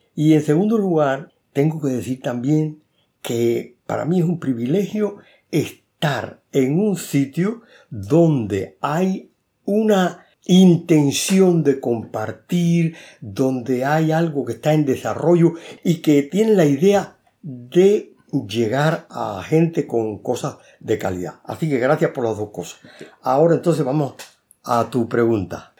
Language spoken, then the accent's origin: Spanish; Cuba; moved away as an adult; also born or lived in Havana, Cuba; now in Spain; yo nací en Cuba